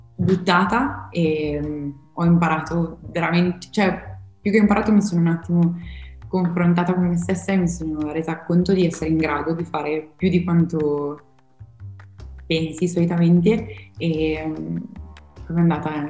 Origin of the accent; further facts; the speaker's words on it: Podenzano, Emilia-Romagna, Italy; vengo da Podenzano